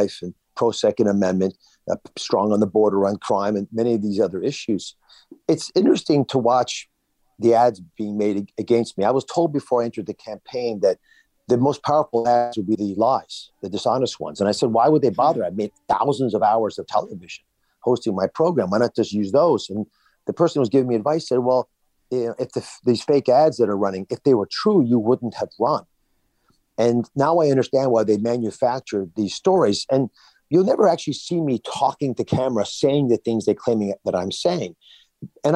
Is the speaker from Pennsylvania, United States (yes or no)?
yes; Pennsylvania, United States; also born or lived in New Jersey; I am from Pennsylvania area